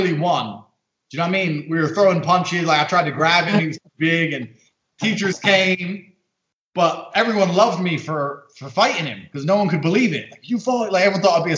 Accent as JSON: {"language": "English", "region": "London", "country": "United Kingdom", "tie": "born or raised there", "also_born_or_lived": "Indiana, United States", "said": "she moved to London. I grew up in London"}